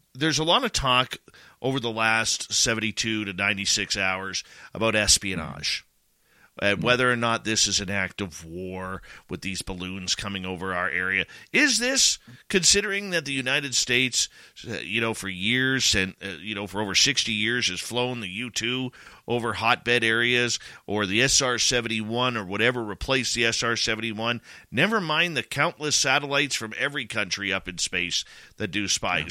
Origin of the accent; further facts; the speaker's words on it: Canada; as a Canadian